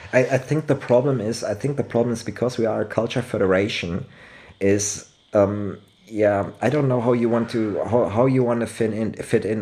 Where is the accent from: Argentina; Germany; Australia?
Germany; Cologne, North Rhine-Westphalia; English is a second language; I'm from Cologne. Cologne is Rhine Frankish area.